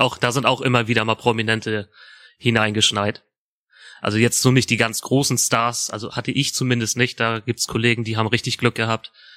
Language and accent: German; Schleswig-Holstein, Germany; das ist ja auch ungefähr nur zehn Kilometer von meinem Heimatort damals äh, entfernt gewesen